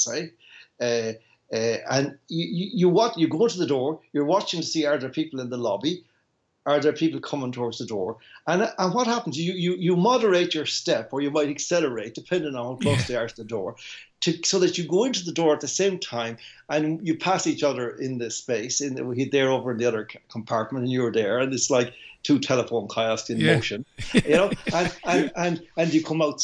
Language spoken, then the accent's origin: English; Ireland; I came from Ireland